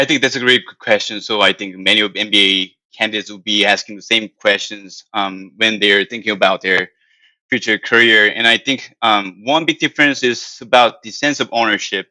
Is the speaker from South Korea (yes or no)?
yes; South Korea; English is a second language; moved away as an adult; now in United States; I'm from South Korea